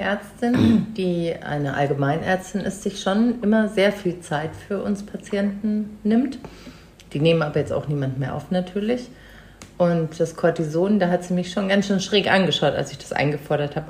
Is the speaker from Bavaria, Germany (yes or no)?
yes; Munich, Bavaria, Germany; Ich bin in München geboren